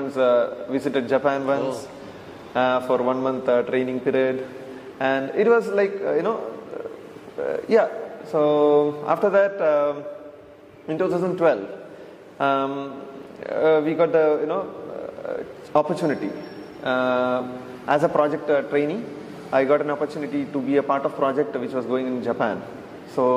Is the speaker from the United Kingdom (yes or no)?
no; India; we come from India